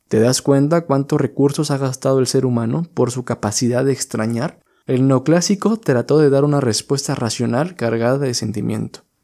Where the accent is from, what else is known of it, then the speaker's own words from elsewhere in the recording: Mexico; para tratar de entender quiénes éramos como mexicanos y para buscar nuestra verdadera identidad